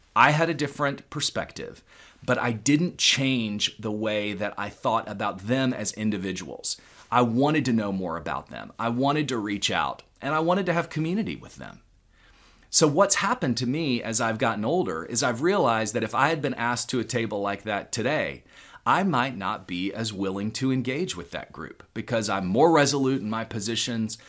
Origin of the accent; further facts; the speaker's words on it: Houston, Texas, United States; growing up in Houston, Texas